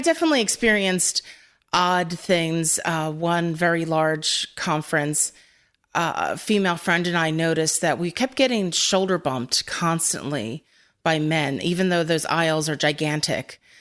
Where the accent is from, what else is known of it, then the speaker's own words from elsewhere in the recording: Philadelphia, Pennsylvania, United States; I'm from Philadelphia